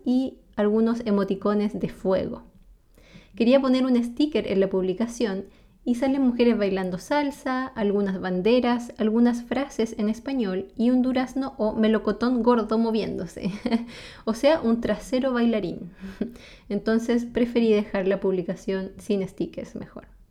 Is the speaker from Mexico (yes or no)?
no; Chile; first language Spanish; mi lengua materna es el español y mi país es Chile